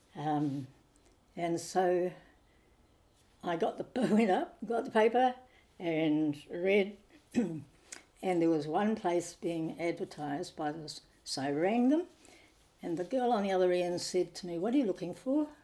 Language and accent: English; Nelson, New Zealand; also born or lived in Thailand; now in Auckland, New Zealand; I came from Nelson and the sea was where we spent quite a bit of time